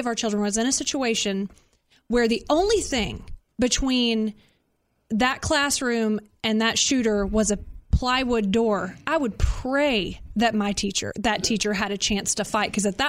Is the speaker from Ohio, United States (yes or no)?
no; Conroe, Texas, United States; I told you I'm from Conroe